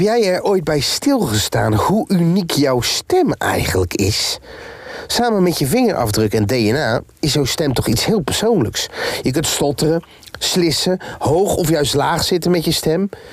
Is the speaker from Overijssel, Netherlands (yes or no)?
no; Rotterdam, South Holland, Netherlands; accent: licht Rotterdams; mijn accent toch nog licht Rotterdams is.